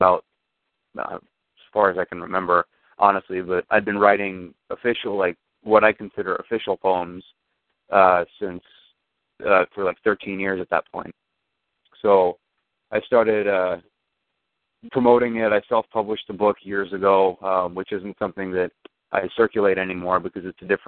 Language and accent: English; Lawrence, Kansas, United States; moved away as an adult; also born or lived in Los Angeles / Oakland / Grand Island, New York; now in Buffalo, United States; I was born and raised just out of Kansas City, so I've been all over the country for a little while. When I was right out of high school, I'm from Lawrence, Kansas.